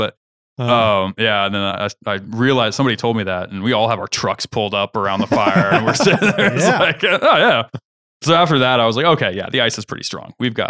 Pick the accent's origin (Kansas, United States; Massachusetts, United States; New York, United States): Kansas, United States; So I'm from Kansas. So ice fishing is like not a thing.